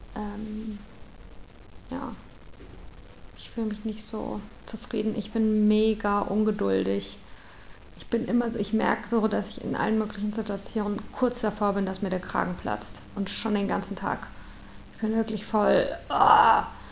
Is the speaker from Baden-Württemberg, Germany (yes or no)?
yes; St. Leon-Rot, Baden-Württemberg, Germany; Ich komme aus St. Leon Roth. ich habe noch nie nicht in Deutschland gelebt